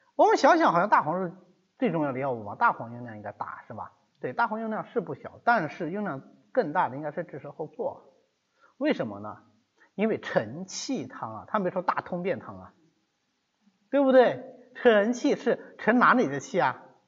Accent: China; 我们中国人的一个习惯

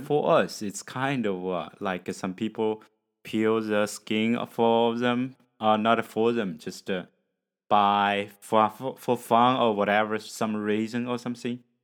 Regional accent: China; English is a second language; from China

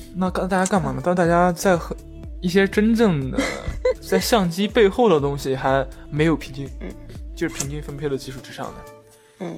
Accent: China; 我作为中国人去看他拍的某些所谓的美式餐厅

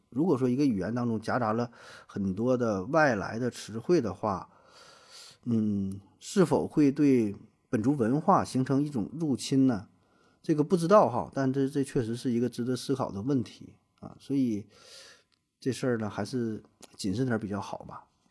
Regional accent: China; 咱们是站在 中国人的角度

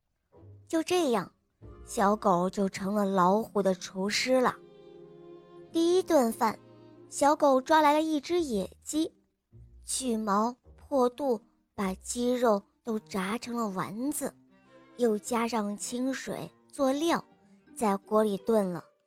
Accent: Shanghai, China; 今年六岁了，我来自上海。

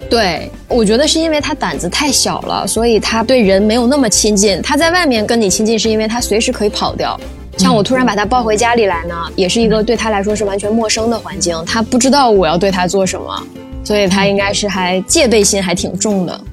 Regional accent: Northeast China, China; now in Shanghai, China; 从东北赶回了上海

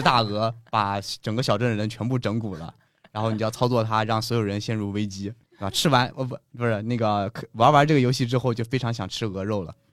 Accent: China; 作为一个中国人

